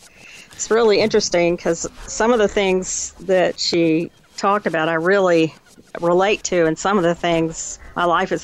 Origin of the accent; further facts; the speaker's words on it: Plano, Texas, United States; Plano, north of Dallas.